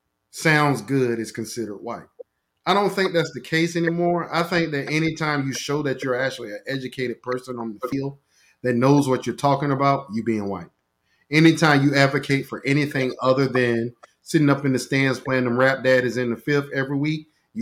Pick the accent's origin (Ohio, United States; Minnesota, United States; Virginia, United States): Virginia, United States; Portsmouth; I'm still from Portsmouth